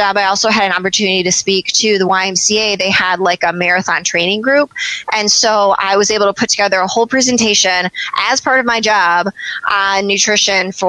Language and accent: English; Michigan, United States; I'm from Michigan